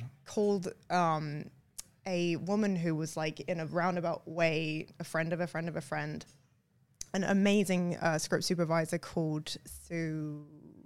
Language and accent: English; London, United Kingdom; moved away as an adult; also born or lived in Lancaster, England; now in Australia; born and raised in London